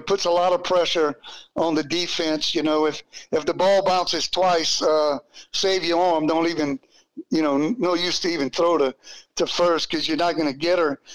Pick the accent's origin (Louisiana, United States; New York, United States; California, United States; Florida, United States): Louisiana, United States; Abbeville; when I was growing up in Abbeville, Babe Ruth, uh, Babe Ruth League was a very big part of what I did